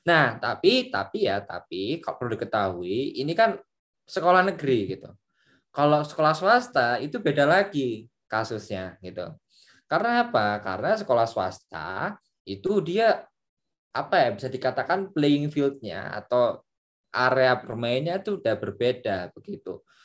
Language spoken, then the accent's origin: Indonesian; Surabaya, East Java, Indonesia; saya dari Surabaya di Surabaya itu ada sekolah favorit sekolah favorit Big Four lah sekolah komplek namanya